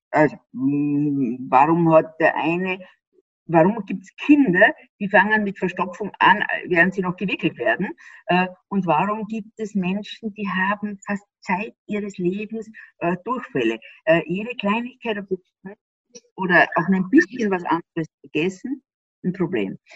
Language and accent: German; Austria; ich bin ja Österreicherin und die haben ja manchmal so einen Minderwertigkeitskomplex den Deutschen gegenüber.